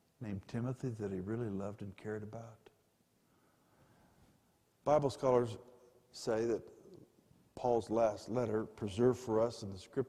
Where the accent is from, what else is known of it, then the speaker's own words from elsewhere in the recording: Pueblo, Colorado, United States; also born or lived in Denver; born in Denver but grew up in Pueblo, just about 45 miles south of here.